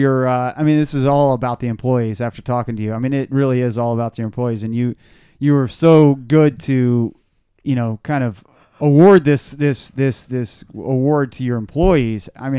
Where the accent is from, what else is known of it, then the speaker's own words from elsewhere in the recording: Arlington, Virginia, United States; I'm from Arlington in Washington, D.C.